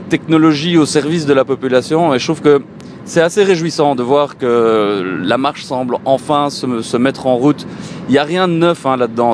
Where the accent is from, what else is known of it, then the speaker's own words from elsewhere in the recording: Belgium; chez nous en Belgique